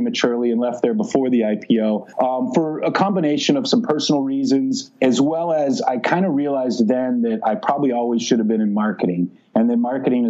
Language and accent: English; Silicon Valley, Santa Clara Valley, California, United States; I grew up in Silicon Valley, like literally the Silicon Valley, the Santa Clara Valley in the south part of the San Francisco Bay Area